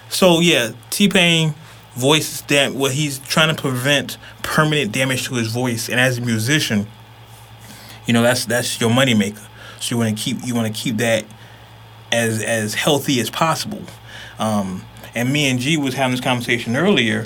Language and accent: English; Oakland, California, United States; I'm from East Oakland, 19th Street.